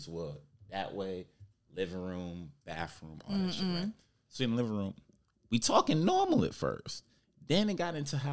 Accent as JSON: {"language": "English", "town": "New York City", "region": "New York", "country": "United States", "tie": "born or raised there", "said": "I grew up in Harlem"}